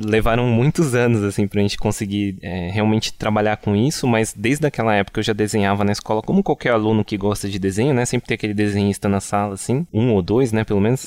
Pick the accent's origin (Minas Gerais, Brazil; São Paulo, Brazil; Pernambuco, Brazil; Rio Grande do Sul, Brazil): São Paulo, Brazil; Rio Grande da Serra; uma cidade que, que nós, nós três somos de lá, né? Que é uma, cidade, uma cidade que se chama Rio Grande da Serra